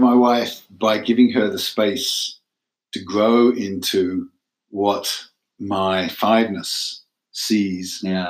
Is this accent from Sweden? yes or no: no; England, United Kingdom; moved away as an adult; also born or lived in Manchester; now in United States; I'm from England